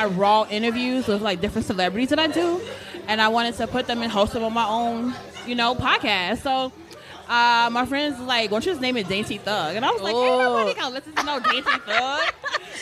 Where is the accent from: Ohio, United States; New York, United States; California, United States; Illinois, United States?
Illinois, United States; Chicago; moved away as an adult; now in Elizabeth, United States; I'm from Chicago, too